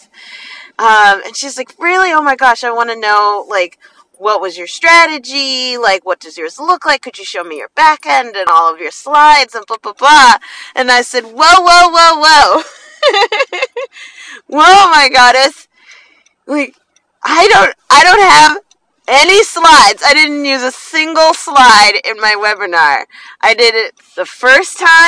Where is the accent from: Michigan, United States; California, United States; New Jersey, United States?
New Jersey, United States; I'm from New Jersey